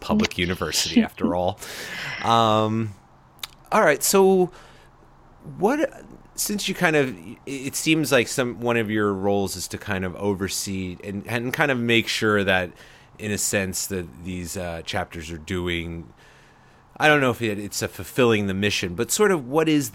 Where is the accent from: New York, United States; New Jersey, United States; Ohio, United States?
New York, United States; Long Island; I grew up on Long Island